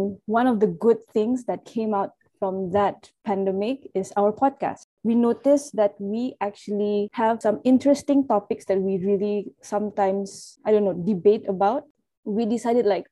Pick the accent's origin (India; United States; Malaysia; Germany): Malaysia; Labuan; moved away as an adult; also born or lived in Sabah; now in Muar, Malaysia; Originally, I'm from Labuan, but I also call myself as a Sabahan because I'm like half-half.